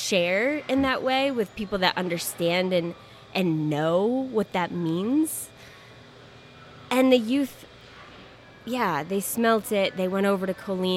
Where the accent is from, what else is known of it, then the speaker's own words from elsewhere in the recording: Maine, United States; I grew up in Wabanaki territory, so what is now Maine.